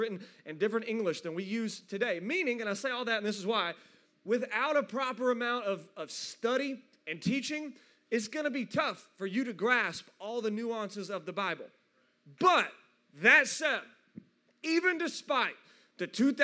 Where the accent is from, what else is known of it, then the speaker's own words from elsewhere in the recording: South Fulton, Tennessee, United States; moved away as an adult; now in Knoxville, United States; That's where I'm from. I'm from West Tennessee. I know how they do it in South Fulton, Tennessee